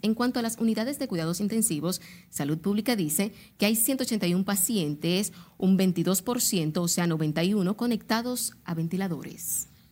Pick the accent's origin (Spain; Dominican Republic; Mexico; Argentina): Dominican Republic; nos identifica como dominicanos